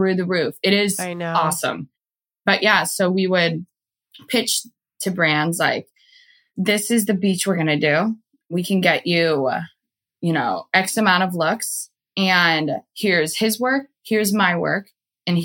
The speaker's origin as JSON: {"language": "English", "town": "Jacksonville", "region": "Florida", "country": "United States", "tie": "born or raised there", "also_born_or_lived": "Miami, Florida / Hawaii", "moved": "as an adult", "said": "I'm in Jacksonville right now too. And I wasn't planning to stay in my hometown"}